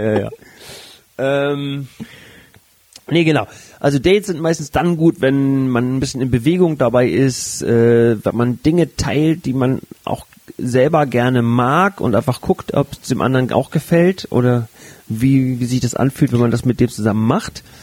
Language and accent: German; Flensburg, Schleswig-Holstein, Germany; also born or lived in Hamburg; gebürtiger Flensburger